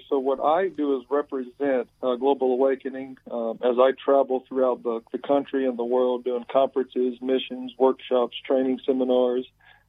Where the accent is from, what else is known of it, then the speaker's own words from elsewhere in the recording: Alabama, United States; accent: southern; now in Pennsylvania, United States; Yes, I am originally from Alabama.